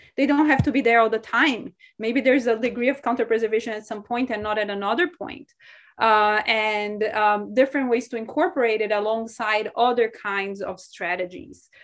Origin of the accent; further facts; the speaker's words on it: São Paulo, Brazil; moved away; I'm from Sao Paulo, Brazil. And so to me, growing up there